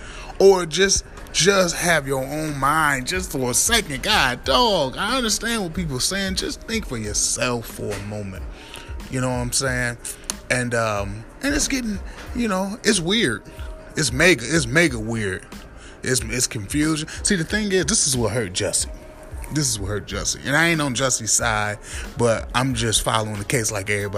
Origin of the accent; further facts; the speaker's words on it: Midwest, United States; now in New York City, United States; I've been gone from the Midwest for years